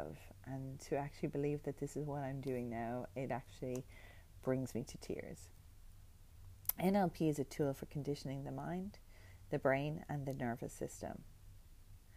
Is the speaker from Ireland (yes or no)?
yes; Ireland; moved away as an adult; also born or lived in New York; now in Australia; being Irish, you know, you're one of many, many, many Irish people who live in New York and work in bars